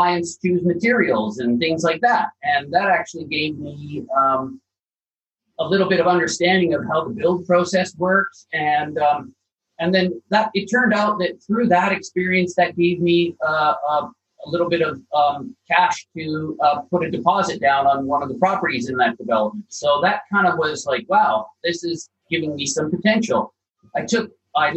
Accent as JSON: {"language": "English", "town": "Calgary", "region": "Alberta", "country": "Canada", "tie": "born or raised there", "moved": "yes", "lives_now": "Sutherland Shire, Australia", "said": "I'm from Calgary, Alberta, right at the foothills of the Rocky Mountains."}